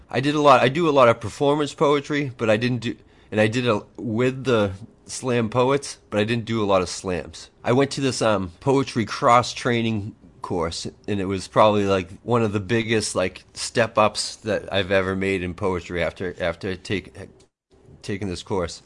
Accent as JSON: {"language": "English", "town": "Boston", "region": "Massachusetts", "country": "United States", "said": "I'm from the Boston area"}